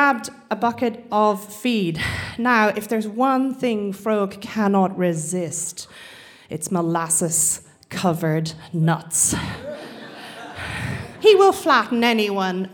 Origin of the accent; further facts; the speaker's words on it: Australia; moved away as an adult; also born or lived in Scotland; some Aussie, Irish Aussie blow-in